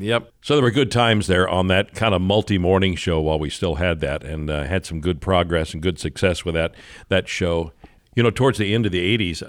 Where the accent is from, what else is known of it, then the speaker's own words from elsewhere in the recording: Kansas City, Missouri, United States; I was from Kansas City